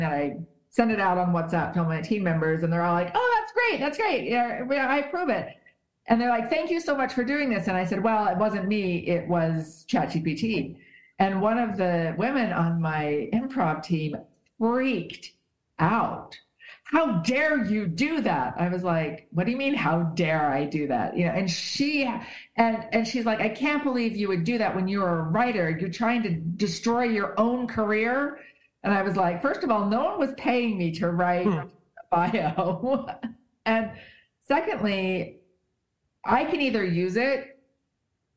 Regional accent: Utah, United States; I grew up in Utah

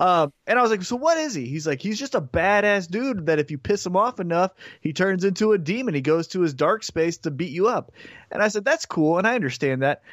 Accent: Independence, Missouri, United States; I'm from Independence, Missouri

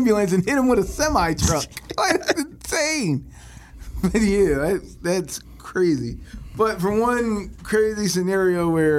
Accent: Philadelphia, Pennsylvania, United States; we're from Philly.

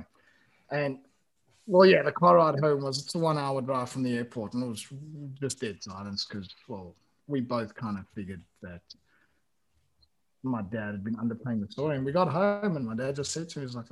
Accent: South Africa; moved away as an adult; also born or lived in Italy / Spain; now in Gran Canaria, Spain; I come from a country that you guys like conquered.

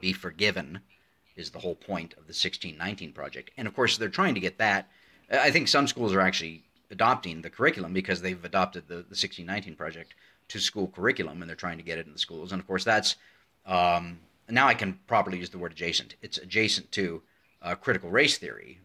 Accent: United States; as an American

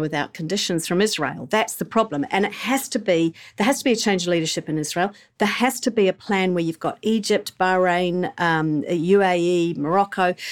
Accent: England, United Kingdom; now in New Zealand; I grew up in England

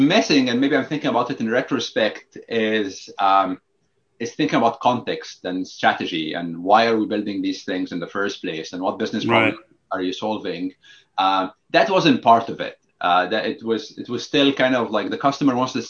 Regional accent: Egypt; English is a second language; moved away as an adult; also born or lived in New York / New Jersey; I grew up in Egypt

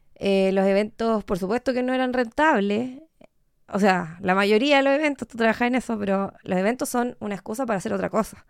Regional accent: Puerto Montt, Los Lagos, Chile; moved away as an adult; also born or lived in Temuco, Chile / Córdoba, Argentina; now in Santiago, Chile; después de haber vivido en Puerto Montt hasta los 18

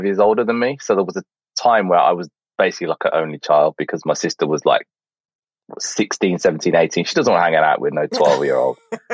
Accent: Birmingham, West Midlands, United Kingdom; now in London, United Kingdom; I'm from Birmingham originally. I've still got the accent, but I'm in West London.

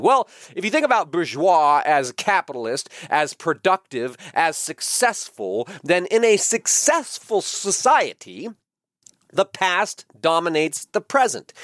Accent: United States; I am an American. And that means that I was born free. I was born in a free country

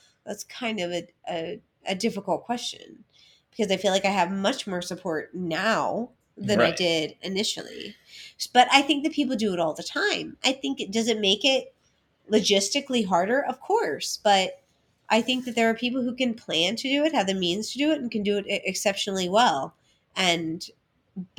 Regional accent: Appalachia, United States; I'm from Appalachia

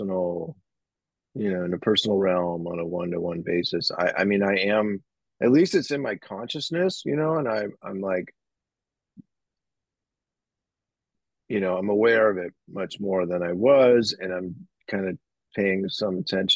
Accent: San Francisco, California, United States; I'm from San Francisco. I grew up here. I still live here. It's my hometown

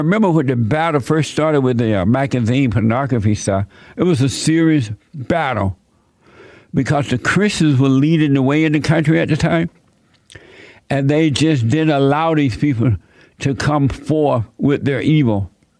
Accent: Alabama, United States; moved away as an adult; also born or lived in Indiana / California; And even when I became an adult, and I moved from Alabama to Indiana, and from Indiana to California, things were not the way they are today.

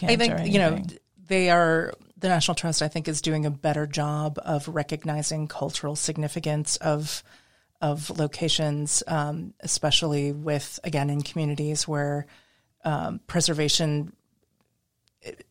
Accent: Midwest, United States; also born or lived in New England / Pacific Northwest; I grew up in the Midwest. I've lived in New England, Pacific Northwest.

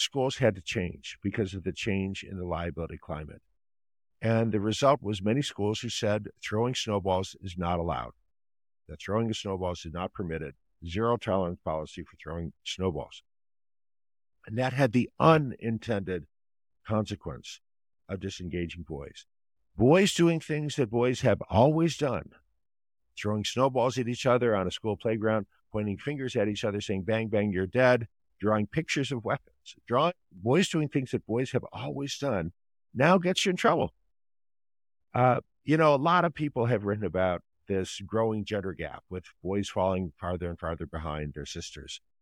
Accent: Ohio, United States; moved away as an adult; also born or lived in Maryland; I grew up in Ohio, and I, I attended public schools, kindergarten through twelfth grade

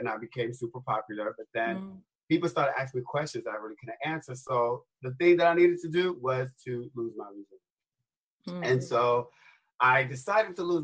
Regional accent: New York City, New York, United States; I was born and raised in the South Bronx

